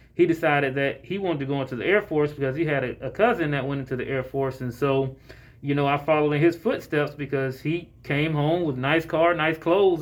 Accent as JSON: {"language": "English", "town": "Jacksonville", "region": "Florida", "country": "United States", "tie": "born or raised there", "moved": "yes", "lives_now": "Atlanta, United States", "said": "I'm born and raised in Jacksonville, Florida"}